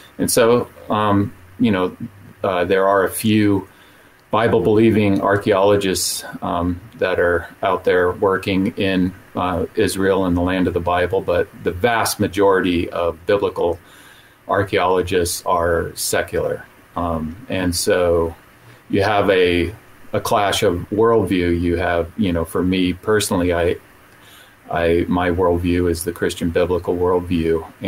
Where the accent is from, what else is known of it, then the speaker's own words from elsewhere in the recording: Saudi Arabia; also born or lived in Utah; now in United States; I was raised in the Middle East. I grew up in Saudi Arabia. I ended up in Utah, and I ended up pastoring there for 8 years. And I lived in a town called Brigham City, Utah